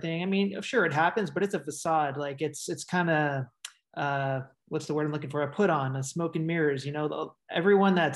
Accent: New York, United States; moved away as an adult; now in Los Angeles, United States; I'm New Yorker, born and raised in New York. But I live mainly in Los Angeles

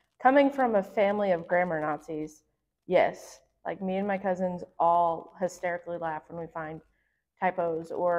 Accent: the South, United States; accent: southern; my southern accent

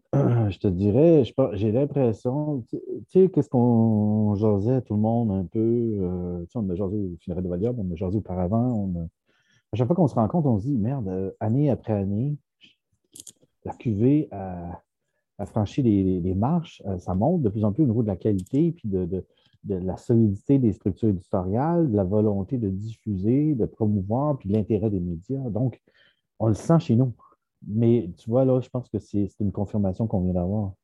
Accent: Quebec, Canada; en tant que Québécois

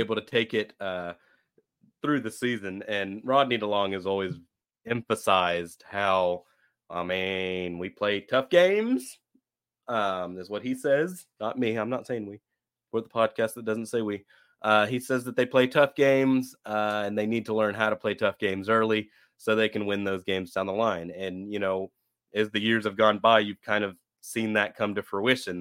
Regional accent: Fort Worth, Texas, United States; I was born in Fort Worth

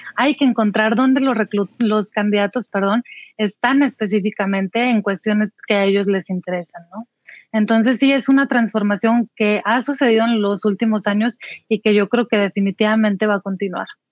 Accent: Saltillo, Coahuila, Mexico; en Saltillo, de donde yo soy originaria.

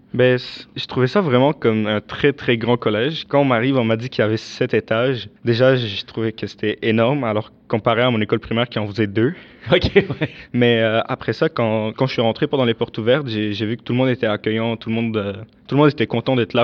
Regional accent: Damascus, Damascus Governorate, Syria; now in Canada; je suis né et j'ai grandi en Syrie, à la capitale qui est donc Damas

